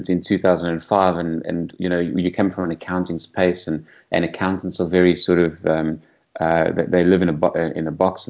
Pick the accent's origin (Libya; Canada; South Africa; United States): South Africa; Boksburg, Gauteng; moved away as an adult; also born or lived in London, United Kingdom; I grew up in the East Rand, so Boksburg by the Sea, for the first 22 years of my life was out there